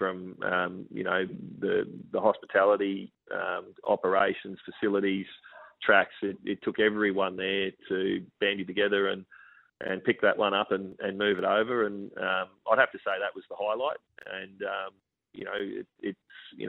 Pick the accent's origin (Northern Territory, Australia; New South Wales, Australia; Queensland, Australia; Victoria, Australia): Queensland, Australia; I grew up in Queensland